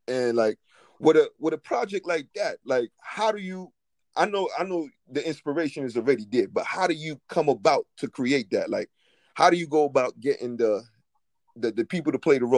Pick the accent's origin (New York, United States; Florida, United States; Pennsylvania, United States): New York, United States; New York City; I'm coming from Brooklyn